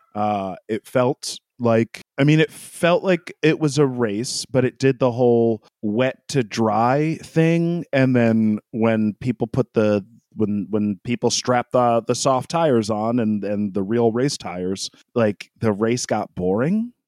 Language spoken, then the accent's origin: English; New York, United States; we, we grew up in New York State